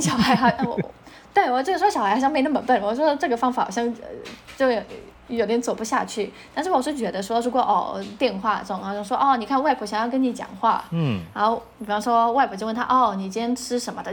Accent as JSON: {"language": "Chinese", "country": "Poland", "first_language": "Polish", "second_language": "Chinese", "moved": "yes", "lives_now": "Taiwan", "said": "我们就日常的相处都是波兰文居多在台湾也是以波兰文居多"}